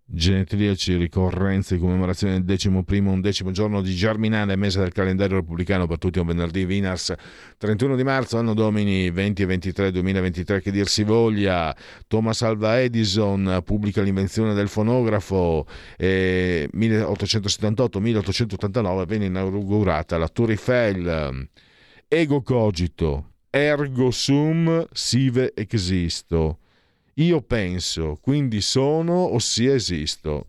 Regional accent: Italy; moved away; vengo Friuli Veneto

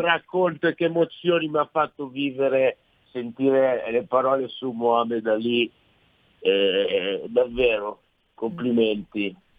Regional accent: Milan, Lombardy, Italy; accent: Milanese; also born or lived in Sciacca, Sicily; questo accento tradisce una parlata milanese

